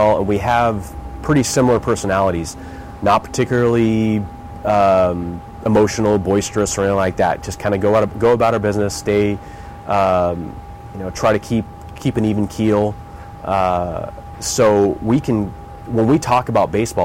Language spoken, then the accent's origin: English; United States; we as Americans